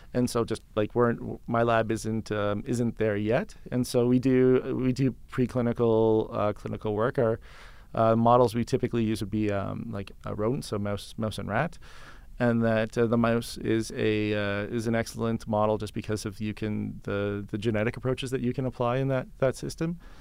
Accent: just outside of Toronto, Ontario, Canada; moved away as an adult; also born or lived in London, Ontario; now in Calgary, Canada; I was born in Ontario and then just outside of Toronto

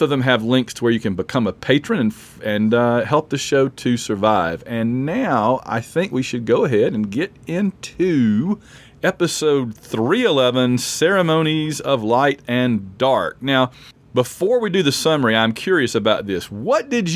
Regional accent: Sylacauga, Alabama, United States; we went through Sylacauga, where I'm from

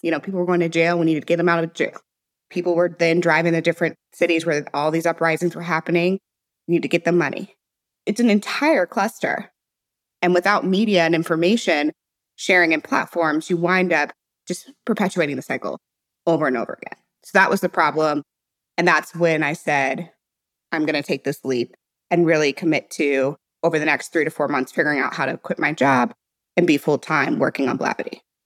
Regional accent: St. Louis, Missouri, United States; moved away as an adult; also born or lived in Silicon Valley; I was born and raised in Saint Louis, Missouri

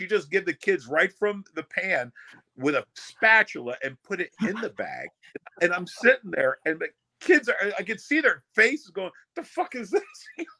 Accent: New York, United States; also born or lived in Long Island, New York; I was born in the Bronx in New York, and we didn't know what Halloween was. It wasn't until we moved to Long Island.

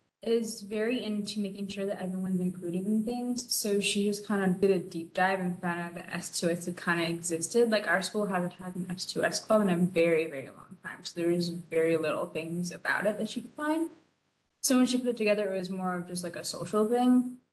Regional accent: Hawaii, United States; born there; and I was born in Hawaii.

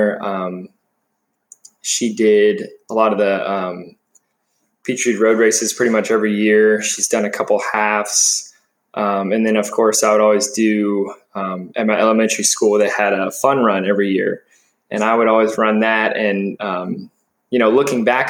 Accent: Marietta, Georgia, United States; Born and raised in Marietta, Georgia. It's just a suburb of Atlanta

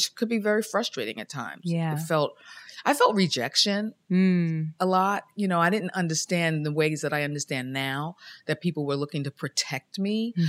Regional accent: Queens, New York, United States; I grew up in Queens, in South Ozone Park, South Jamaica, Queens, near Kennedy Airport.

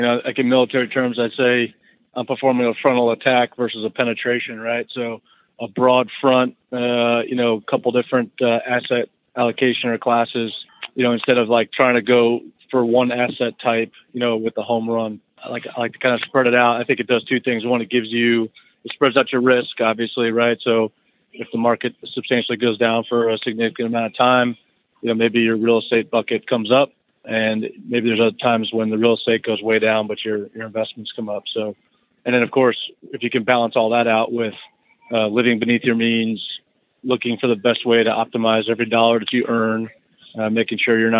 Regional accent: Florida, United States; So mostly I grew up in Florida, but, you know, I own a house in Georgia and I own a house in Tennessee.

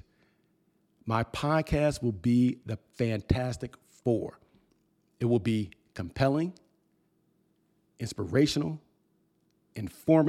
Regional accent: New Jersey, United States; now in Atlanta, United States; my hometown in New Jersey

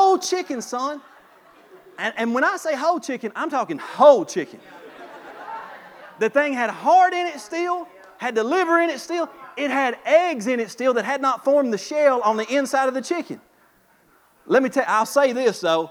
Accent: Kentucky, United States; I'm from Kentucky

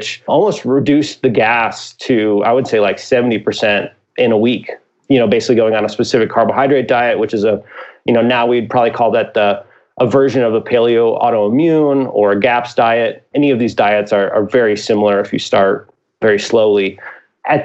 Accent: Midwest, United States; I'm from the Midwest

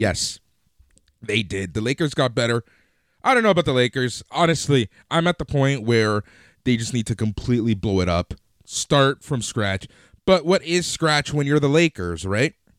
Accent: Toronto, Ontario, Canada; we're from Toronto

